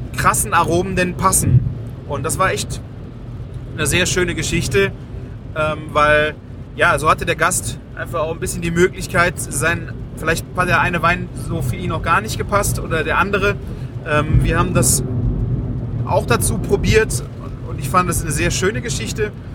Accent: Rhineland, Germany; Bei uns im Rheinland feiert man Karneval.

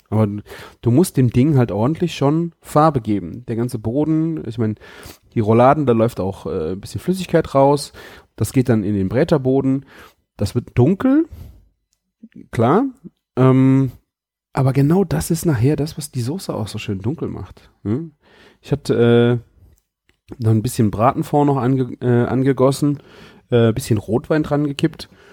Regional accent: Rhineland, Germany; hier bei uns im Rheinland

